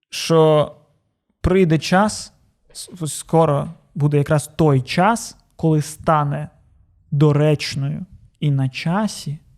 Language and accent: Ukrainian; Odesa, Odesa Oblast, Ukraine; я з Одеси. У нас там варіанту не було.